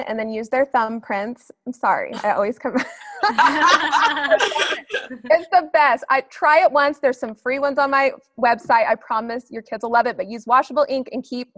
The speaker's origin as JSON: {"language": "English", "area": "Flathead Valley", "region": "Montana", "country": "United States", "tie": "born or raised there", "moved": "yes", "said": "I'm from Montana. I was born in the mountains in Flathead Valley near Glacier National Park."}